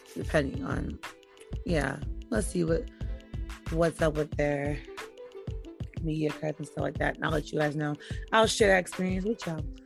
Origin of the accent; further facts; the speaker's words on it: New York, United States; I'm from New York